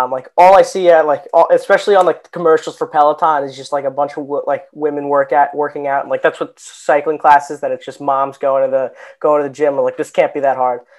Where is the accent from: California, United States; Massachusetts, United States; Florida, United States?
Florida, United States; Jupiter; I'm from Jupiter, Florida.